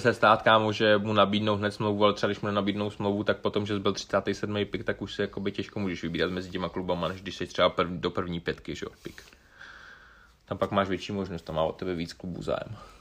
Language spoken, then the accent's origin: Czech; Bohemia, Czechia; u nás v Čechách